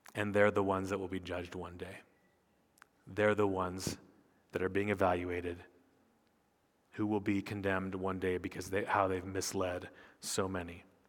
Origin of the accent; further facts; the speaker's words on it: United States; I'm a pastor from America, we're here on sabbatical